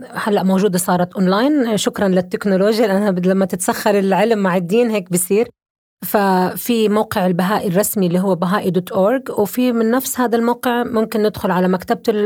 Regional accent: Jordan; انا آه، عربيه، انا اردنيه

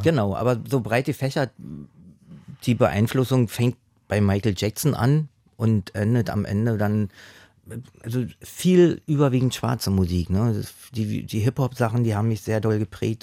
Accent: Berlin, Germany; ich bin im, im, im Osten aufgewachsen

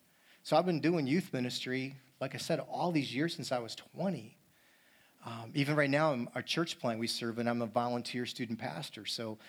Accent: Syracuse, New York, United States; moved away; I grew up in New York, but not that area of New York. I grew up near the Cuse, a long ways from here, where it snows

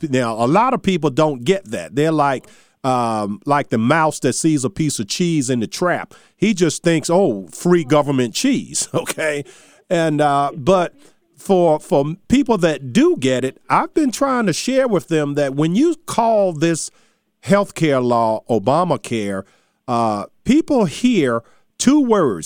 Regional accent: Charles City, Virginia, United States; my hometown of Charles City

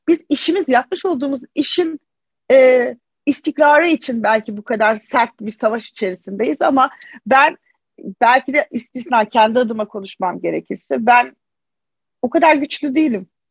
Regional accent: Mardin, Turkey; Mardinliyim. Ben bu köklerle yetiştim.

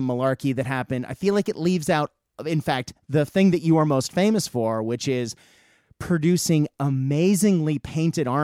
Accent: United States; moved away as an adult; now in Australia; I'm American by birth and Australian now

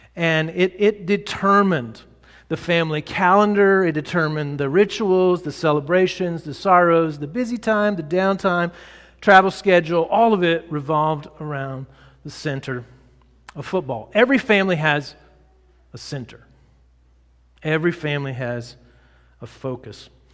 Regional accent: Texas, United States; I grew up in Texas

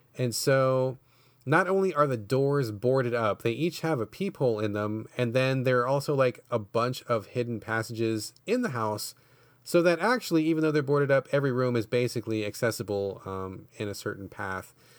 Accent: Washington, United States; my home state

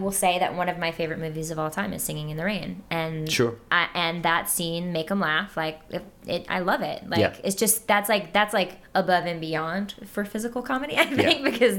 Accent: the South, United States; I'm from the South.

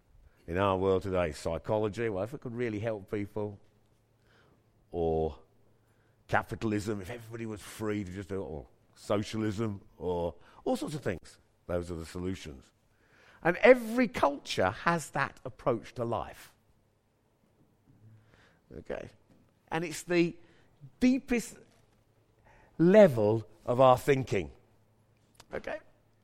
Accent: Birmingham, West Midlands, United Kingdom; moved away; I was brought up here, all right? Yeah, I'm a Brummie. And so, I don't often come back to this wonderful multi-ethnic place, but I live in another wonderful multi-ethnic place now.

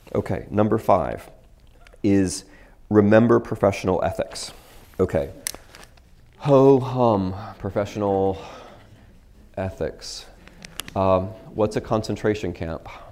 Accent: United States

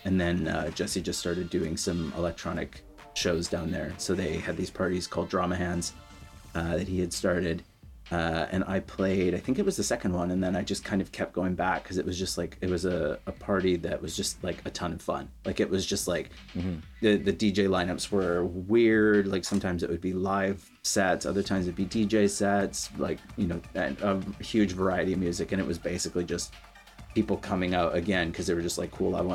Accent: Winfield, British Columbia, Canada; moved away as an adult; also born or lived in Edmonton, Alberta / Vancouver; now in United Kingdom; I'm originally from a really small town in BC called Winfield, which no one's heard of. So I lived there kind of up until my early 20s.

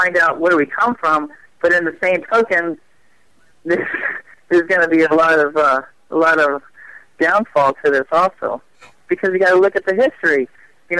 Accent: Phoenix, Arizona, United States; I was born and raised here in Phoenix

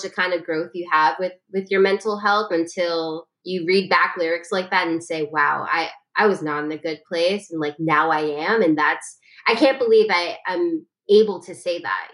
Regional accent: New York City, New York, United States; I'm a lyricist from Brooklyn

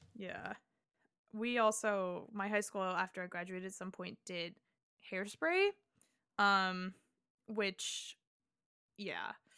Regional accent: Nebraska, United States; I went to, you know, a very, like, suburban, you know, but it was, like, the biggest high school in Nebraska

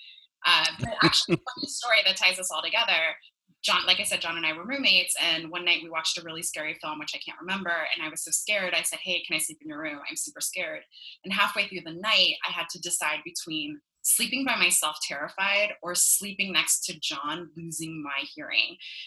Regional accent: Los Angeles, California, United States; accent: Valley girl; also born or lived in West Hollywood, California; now in Miami, United States; I'm actually originally from California. I'm a Valley girl through and through

